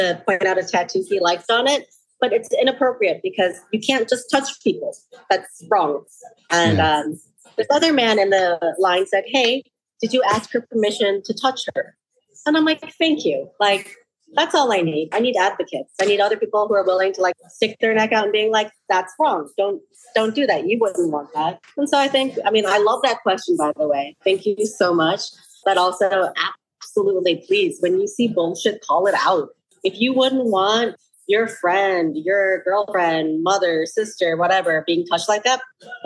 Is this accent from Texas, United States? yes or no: no; Chicago, Illinois, United States; also born or lived in Los Angeles; now in Minneapolis, United States; I was born and raised in Chicago and I moved here from